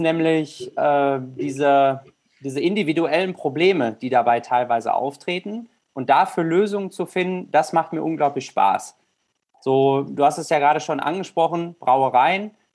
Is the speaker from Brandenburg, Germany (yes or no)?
no; Rheine, North Rhine-Westphalia, Germany; ich komme aus Rheine, bin 30 Jahre alt